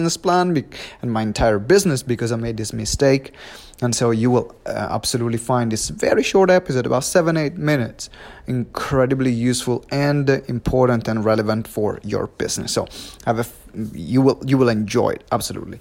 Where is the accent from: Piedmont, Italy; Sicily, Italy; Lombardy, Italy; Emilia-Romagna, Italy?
Emilia-Romagna, Italy; Maranello; moved away; I'm back home in Maranello. This is my hometown where I was born.